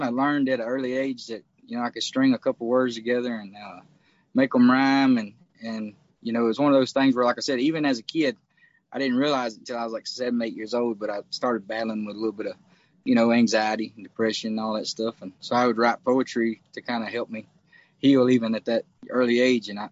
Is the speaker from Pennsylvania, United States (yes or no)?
no; Louisiana, United States; also born or lived in Texas; now in Nashville, United States; I was the only one born in Louisiana. So I was born in Louisiana